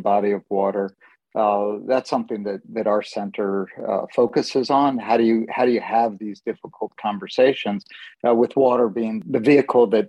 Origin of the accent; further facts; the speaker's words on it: San Francisco, California, United States; also born or lived in Middle East; I grew up in San Francisco and spent a lot of time in the Middle East